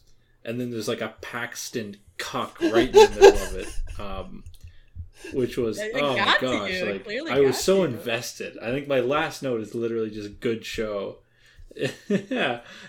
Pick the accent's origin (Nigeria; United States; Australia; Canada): Canada; We're Canadian.